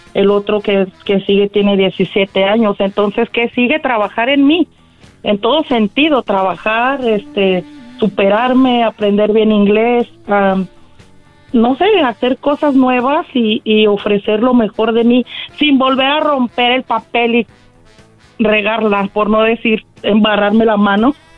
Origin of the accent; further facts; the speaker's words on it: Guadalajara, Jalisco, Mexico; now in California, United States; soy de Guadalajara, pero vivo aquí en California